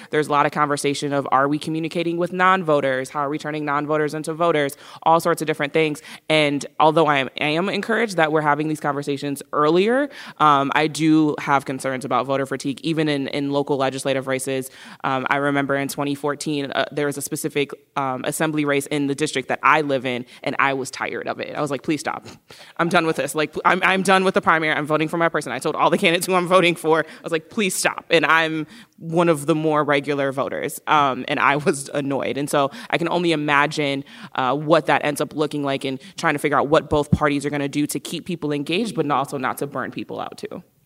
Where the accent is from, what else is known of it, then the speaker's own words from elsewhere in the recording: Milwaukee, Wisconsin, United States; I'm born and raised in Milwaukee